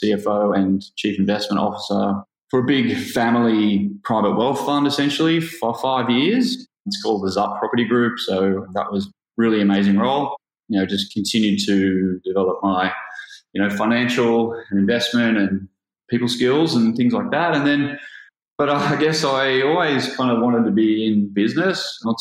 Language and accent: English; Gold Coast, Queensland, Australia; also born or lived in London; I'm from the Gold Coast, and I worked in accounting here on the Gold Coast